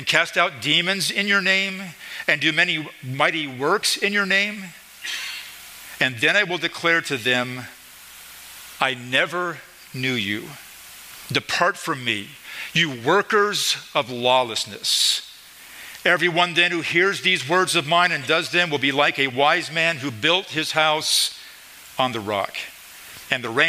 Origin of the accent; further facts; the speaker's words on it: Idaho, United States; moved away as an adult; also born or lived in Springfield, Missouri; now in Midwest, United States; We're from Idaho, in that area.